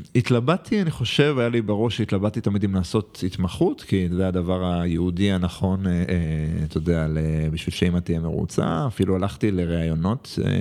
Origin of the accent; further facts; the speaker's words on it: Jerusalem, Jerusalem District, Israel; moved away as an adult; now in Tel Aviv, Israel; אני עדיין ירושלמי